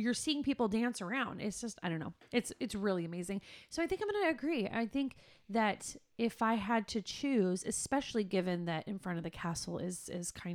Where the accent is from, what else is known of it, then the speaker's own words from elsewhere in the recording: California, United States; we're from California